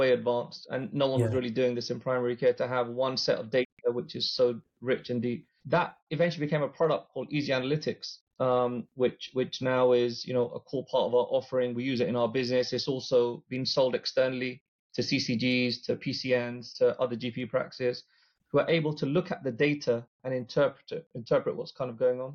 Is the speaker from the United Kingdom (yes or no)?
yes; London, United Kingdom; we're all from London